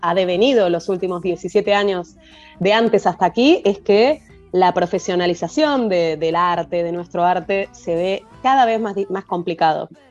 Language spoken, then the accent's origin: Spanish; Buenos Aires, Argentina; Nosotros somos de la ciudad de Buenos Aires